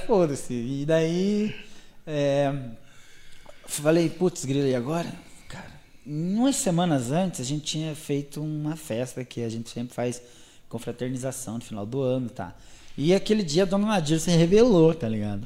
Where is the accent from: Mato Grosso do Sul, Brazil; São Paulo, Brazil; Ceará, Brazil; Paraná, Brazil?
Paraná, Brazil; Guarapuava